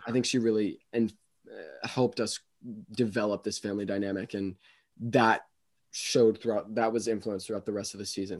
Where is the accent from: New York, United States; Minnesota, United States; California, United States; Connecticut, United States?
Connecticut, United States; Westport; I grew up in, um, well, I'm still here, but I'm in Westport, Connecticut